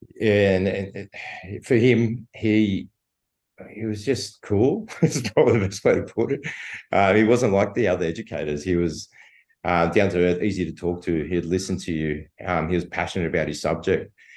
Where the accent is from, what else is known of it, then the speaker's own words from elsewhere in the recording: Sydney, New South Wales, Australia; also born or lived in Bankstown / Punchbowl / Spain (ancestry); living in in the Shire and growing up in the Shire